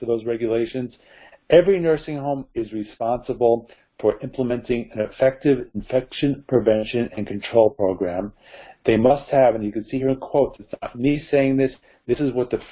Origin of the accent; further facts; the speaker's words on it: New Jersey, United States; my home state of New Jersey